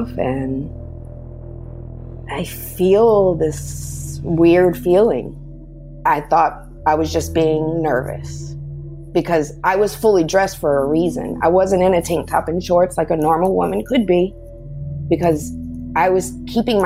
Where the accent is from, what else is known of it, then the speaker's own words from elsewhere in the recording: Texas, United States; moved away; I'm originally from Texas, from a strong woman.